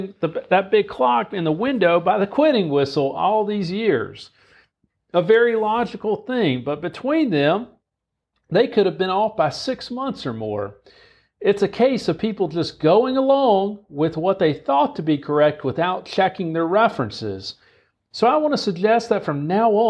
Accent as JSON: {"language": "English", "region": "North Carolina", "country": "United States", "moved": "yes", "lives_now": "Spartanburg, United States", "said": "I'm from North Carolina"}